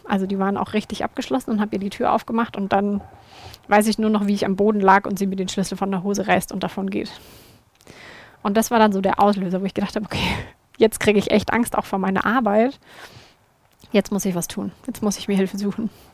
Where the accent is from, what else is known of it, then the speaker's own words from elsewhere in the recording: Würzburg, Bavaria, Germany; bei uns in Würzburg in der Gemeinde